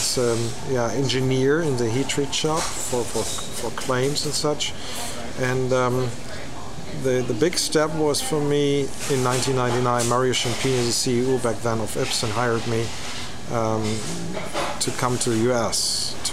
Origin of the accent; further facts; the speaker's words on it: Nuremberg, Bavaria, Germany; I grew up on the company ground, so since I was 12, I worked in the heat treat shop all my vacation and the weekends